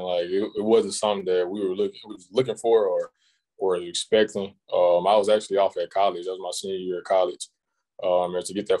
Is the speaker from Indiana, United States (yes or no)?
no; Goodwater, Alabama, United States; Very, very small town, probably 500-600 people. Not much going on here but basketball, football.